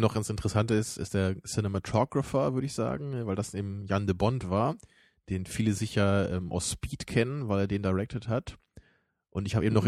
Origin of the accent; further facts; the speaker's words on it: the North, Northern Germany, Germany; bei uns im Norden